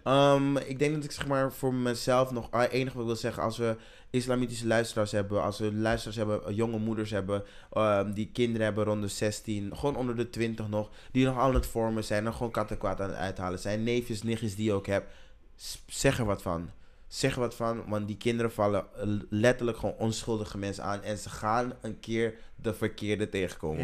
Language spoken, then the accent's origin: Dutch; Amsterdam, North Holland, Netherlands; ik ben opgegroeid in Welmer.